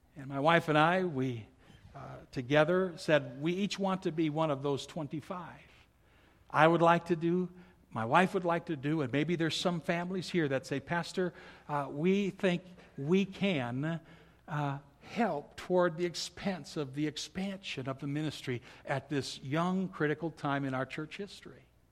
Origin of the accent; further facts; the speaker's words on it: Milwaukee, Wisconsin, United States; When I was a little kid growing up in Milwaukee